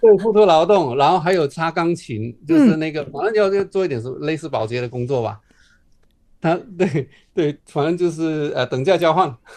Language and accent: Chinese; Johor, Malaysia; moved away as an adult; now in Beijing, China; 我们从小在马来西亚长大